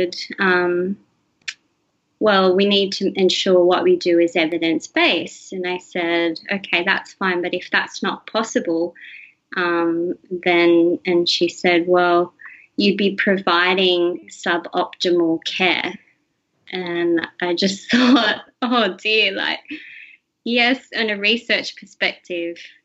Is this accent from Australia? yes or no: yes; Australia; growing up in Australia, I've had everything at my fingertips as far as healthcare and education, and that's just from being born here